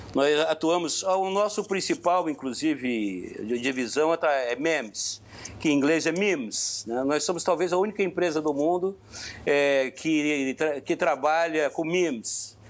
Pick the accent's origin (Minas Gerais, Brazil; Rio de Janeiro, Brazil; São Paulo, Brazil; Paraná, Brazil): Paraná, Brazil; Curitiba; lá da Curitiba, onde eu fui, onde nasci e fui criado